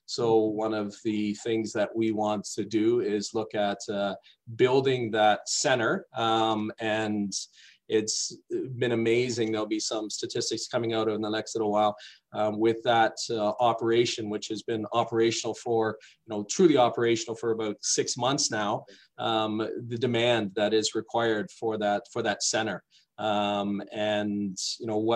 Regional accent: Toronto, Ontario, Canada; moved away as an adult; I grew up in Toronto, or just outside Toronto.

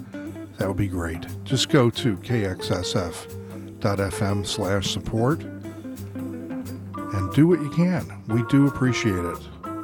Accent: Buffalo, New York, United States; now in San Francisco, United States; my hometown is Buffalo, New York. So I have an allegiance to the Buffalo Bills.

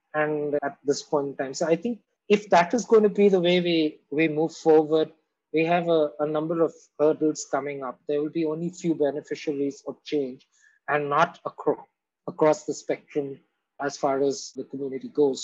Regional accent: Mumbai, Maharashtra, India; also born or lived in Kolkata, India; now in Delhi, India; when I was born in Bombay or when I lived in Calcutta and here

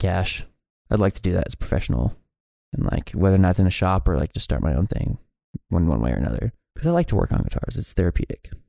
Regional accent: Billings, Montana, United States; also born or lived in Kalispell, Montana; I kinda grew up just in, like, the, the Heights area of Billings.

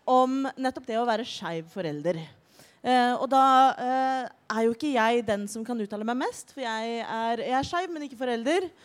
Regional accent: Oslo, Norway; Jeg er 29 år gammel. Jeg er fra Oslo.

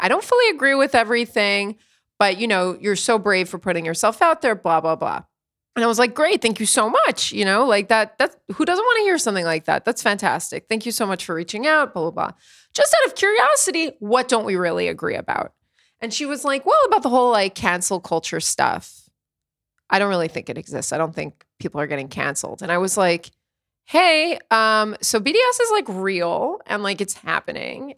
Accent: East Coast of the United States, United States; moved away as an adult; now in Tel Aviv, Israel; I grew up on the East Coast of the States, and then here we're on the West Coast.

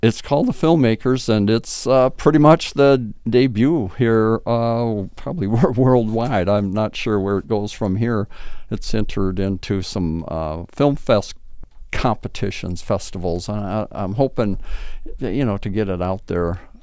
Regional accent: Blue Earth, Minnesota, United States; now in St. Peter, United States; I grew up in Mino-, Minnesota, Blue Earth, Minnesota

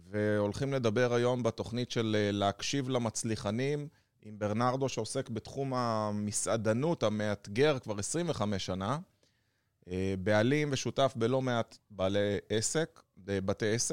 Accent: Ness Ziona, Central District, Israel; ציונה. אוי, עיר הולדתי

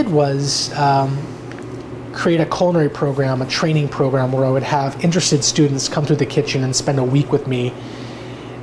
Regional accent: Bay Area, California, United States; now in Oregon, United States; I grew up partly in the Bay Area

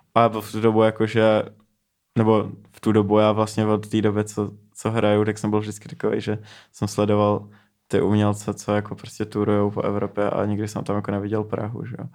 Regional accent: Neratovice, Central Bohemian Region, Czechia; jsem z Narotověc, to je prostě asi 20 minut

